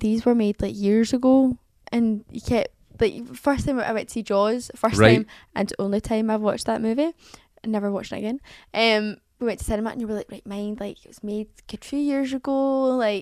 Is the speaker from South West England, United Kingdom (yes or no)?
no; Scotland, United Kingdom; I'm not English. But I'm Scottish